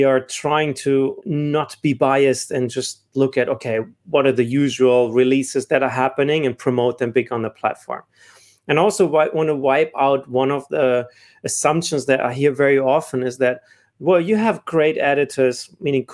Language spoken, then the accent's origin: English; Germany; moved away as an adult; also born or lived in South Africa; I'm originally from Germany. I left Germany about 14 years ago to spend more time in Middle East and Africa